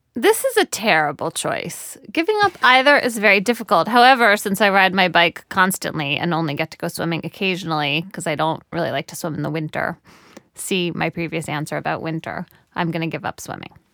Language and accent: English; United States; I, as an American